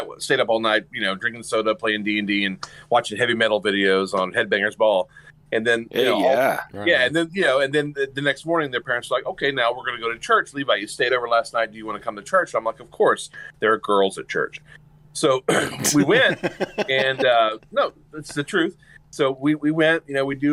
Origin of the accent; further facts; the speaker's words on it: Mena, Arkansas, United States; I grew up in Mena.